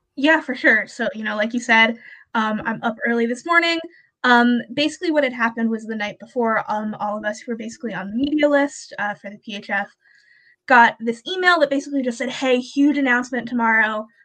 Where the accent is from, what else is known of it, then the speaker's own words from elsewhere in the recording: Canada; I'm Canadian, go to Brock